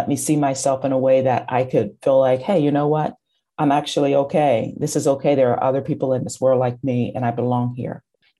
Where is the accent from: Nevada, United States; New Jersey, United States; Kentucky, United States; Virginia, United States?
Kentucky, United States; growing up in Kentucky